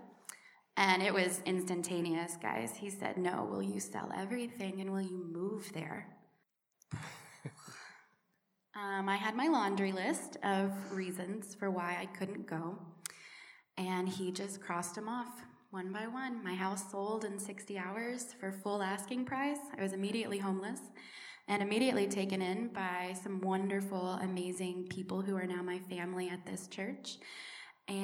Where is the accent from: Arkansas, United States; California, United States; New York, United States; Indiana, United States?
Arkansas, United States; Little Rock; moved away as an adult; now in Kenya; I am originally from Little Rock, Arkansas, born and raised